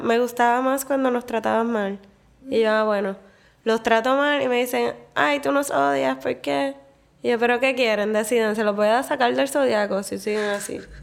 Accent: Puerto Rico; moved away as an adult; also born or lived in Medellín, Colombia; la experiencia que estaba buscando cuando me mudé de Puerto Rico era más como de ciudad

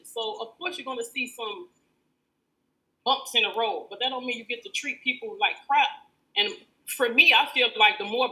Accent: Chicago, Illinois, United States; I'm a product of Chicago Public Schools

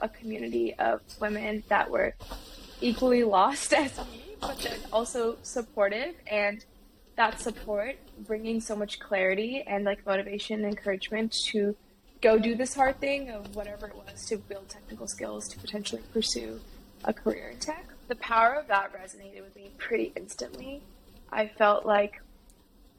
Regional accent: Bay Area, California, United States; I grew up in the Bay Area around tech

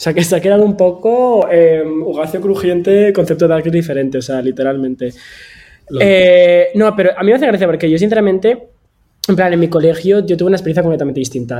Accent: Valencia, Valencian Community, Spain; yo de Valencia

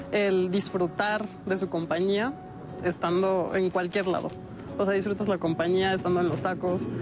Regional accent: Mexico City, Mexico; Tengo 21 años, soy de la Ciudad de México

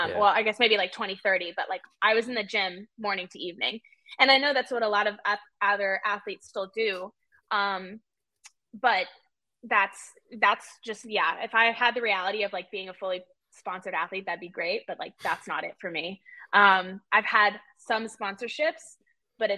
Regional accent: United States; also born or lived in South Africa; now in Charlotte, United States; I like grew up in America

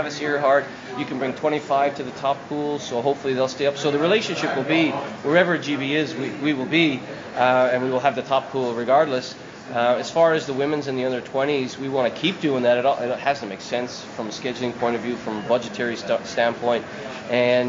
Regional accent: Canada; I grew up in Canada.

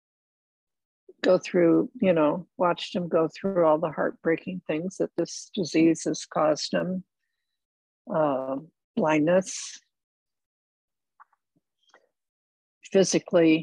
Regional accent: Los Angeles, California, United States; I was born in Los Angeles, California, at St. Vincent's Hospital, which was on 3rd and Alvarado

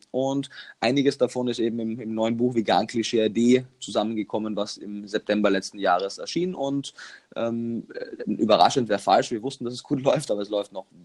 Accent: Klagenfurt, Carinthia, Austria; Ich komme ja, wie man wahrscheinlich immer noch hören kann, aus Österreich und habe in Kärnten, meiner Heimat, also in Klagenfurt, meiner Heimatstadt, Kärnten, meinem Heimatland, meine Ausbildung zum Touristikkaufmann gemacht.

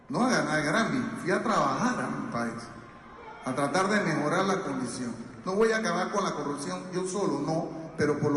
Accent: Panama; moved away; a mí me criaron en Panamá

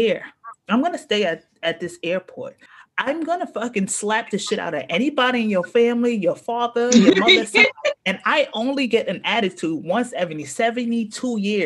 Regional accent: New York City, New York, United States; I'm from Far Rockaway

